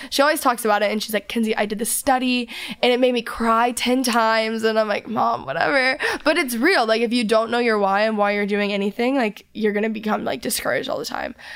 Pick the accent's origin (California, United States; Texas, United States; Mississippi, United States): Texas, United States; I'm from Texas. I'm a Southern girl